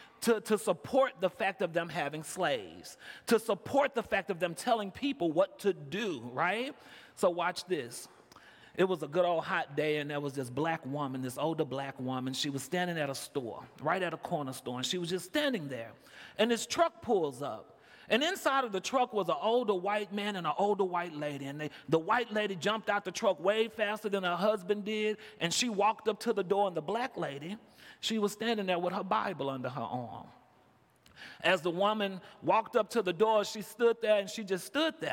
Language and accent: English; Houston, Texas, United States; moved away as an adult; now in Chicago, United States; I came in from Chicago. I'm originally from Houston, Texas